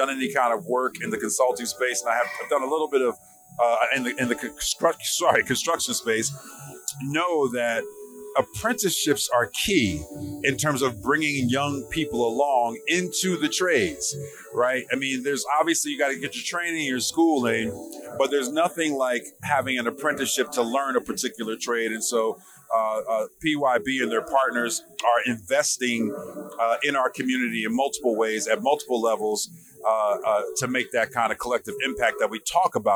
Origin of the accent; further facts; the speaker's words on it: Newark, New Jersey, United States; the kind of neighborhood I grew up in Newark, New Jersey